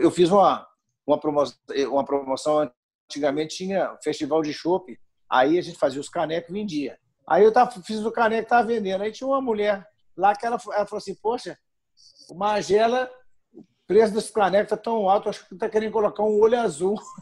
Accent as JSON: {"language": "Portuguese", "region": "Minas Gerais", "country": "Brazil", "accent": "mineiro", "said": "O mineiro, o mineiro ele se destaca com o sotaque. A gente tem mania de compactar as palavras"}